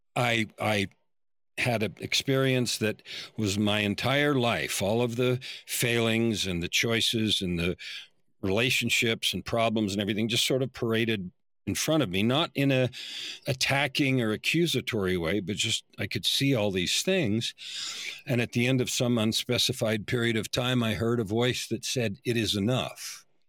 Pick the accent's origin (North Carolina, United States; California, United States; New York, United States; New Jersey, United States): California, United States; San Francisco Bay Area; I grew up in the San Francisco Bay Area in the era when the hippies were first in real life